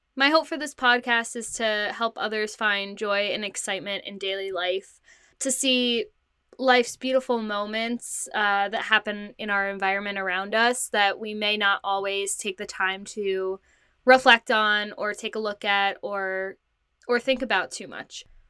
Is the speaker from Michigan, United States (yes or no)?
no; New Jersey, United States; I am from New Jersey. I currently live at home with my parents.